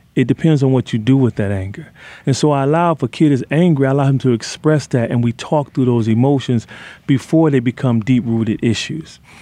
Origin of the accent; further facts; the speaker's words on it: Detroit, Michigan, United States; where I grew up in Detroit